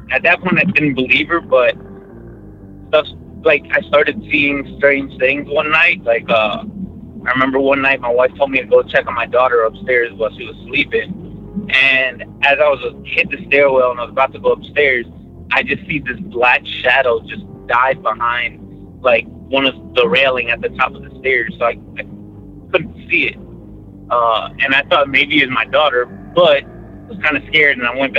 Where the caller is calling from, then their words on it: Dallas, Texas, United States; from Dallas, Texas again.